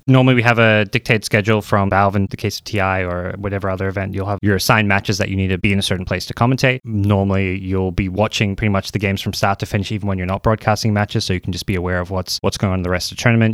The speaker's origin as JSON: {"language": "English", "country": "Australia", "moved": "as an adult", "lives_now": "United States", "said": "I'm an Australian Dota two commentator"}